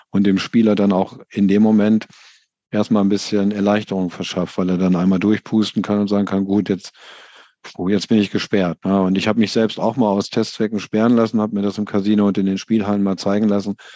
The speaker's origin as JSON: {"language": "German", "town": "Paderborn", "region": "North Rhine-Westphalia", "country": "Germany", "tie": "born there", "said": "Ich komme aus gebürtig, komme ich aus Paderborn."}